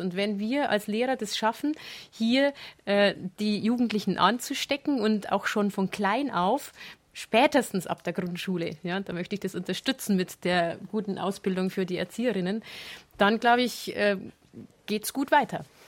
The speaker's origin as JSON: {"language": "German", "region": "Bavaria", "country": "Germany", "said": "bei uns in Bayern"}